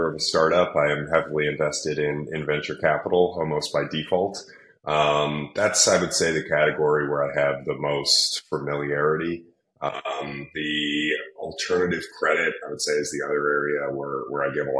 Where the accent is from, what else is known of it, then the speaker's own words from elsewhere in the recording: New York City, New York, United States; growing up in New York City around a lot of big buildings